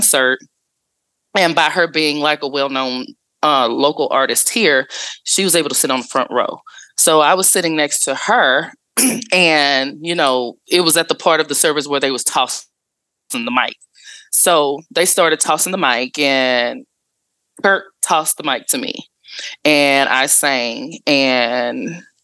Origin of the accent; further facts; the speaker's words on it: Dallas, Texas, United States; I am from Dallas, Texas, born and raised in Oak Cliff